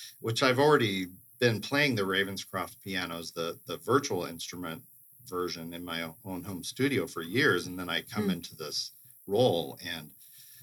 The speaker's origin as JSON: {"language": "English", "town": "Eugene", "region": "Oregon", "country": "United States", "tie": "born or raised there", "also_born_or_lived": "Denver / Indiana", "moved": "yes", "said": "I grew up in Eugene, Oregon"}